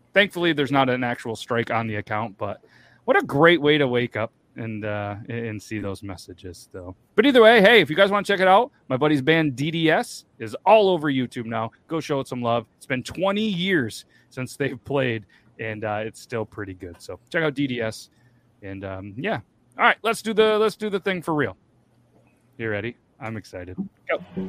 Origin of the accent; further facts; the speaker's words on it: New York, United States; I'm from New York